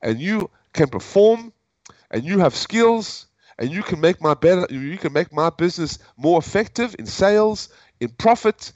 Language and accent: English; South Africa; moved away as an adult; also born or lived in United States; now in Hanoi, Vietnam; I'm originally from South Africa, and I lived under apartheid